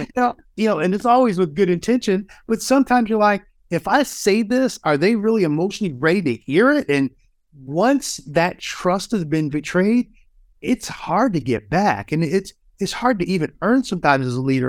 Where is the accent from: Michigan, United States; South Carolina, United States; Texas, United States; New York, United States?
Michigan, United States; Kalamazoo; In my hometown of Kalamazoo, Michigan